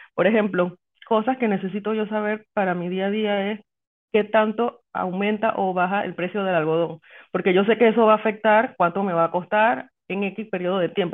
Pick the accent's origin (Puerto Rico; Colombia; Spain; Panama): Panama; soy panameña